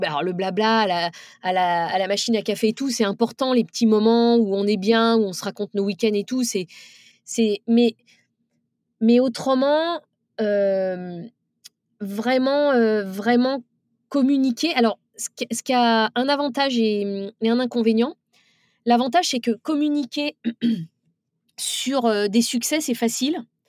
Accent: France; c'est les femmes de banlieue, puisque c'est de là d'où je viens

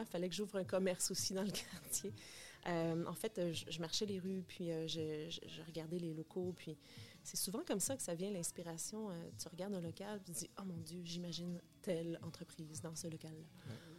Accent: Bathurst, New Brunswick, Canada; moved away as an adult; also born or lived in United States; now in Montreal, Canada; Je viens du Nouveau-Brunswick. oui, une petite fille de l'Est bien déterminée. En fait, euh, c'est ça, je suis née au Nouveau-Brunswick, à Bathurst, Nouveau-Brunswick.

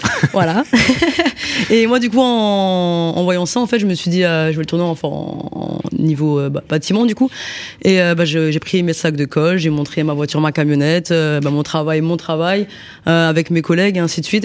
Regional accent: Strasbourg, Grand Est, France; je viens de Strasbourg

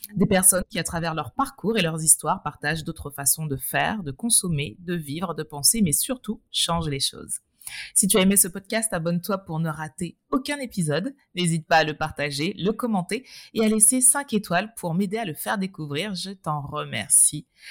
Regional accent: Martinique; en Martinique, d'où nous sommes toutes les deux originaires

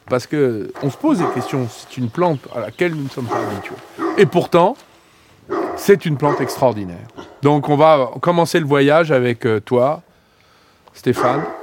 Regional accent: Bourgogne-Franche-Comté, France; dans le Morvan, ma région natale, entre la Nièvre, la Côte d'Or et la Saône-et-Loire

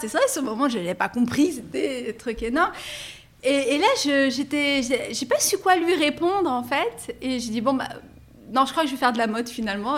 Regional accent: Paris, Île-de-France, France; also born or lived in Nabeul, Tunisia; je suis donc française d'origine tunisienne, je suis née à, à Paris. J'ai pas aimé mon enfance à Paris

